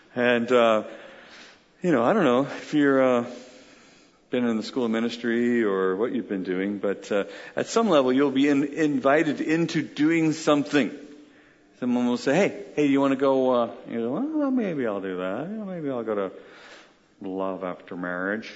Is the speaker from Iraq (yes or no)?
no; United Kingdom; I'm British